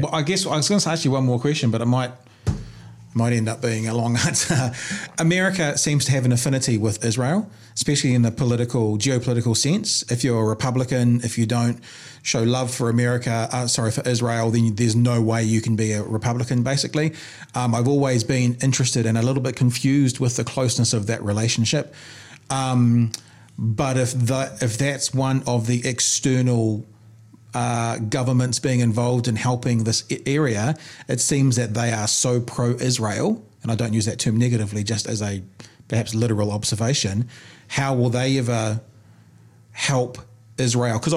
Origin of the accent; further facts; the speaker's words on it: Ireland; My, my I'm, I'm Irish Catholic. I literally have second cousins who were in the IRA.